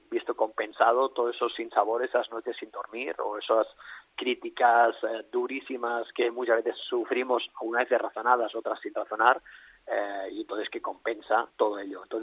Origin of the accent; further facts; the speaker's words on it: Alella, Catalonia, Spain; entrenar aquí en mi pueblo, en Alella, entraré en mi pueblo, en Alella.